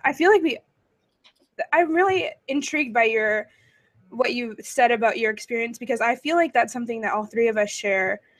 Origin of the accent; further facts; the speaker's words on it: Lakota, North Dakota, United States; I graduated with in Lakota, North Dakota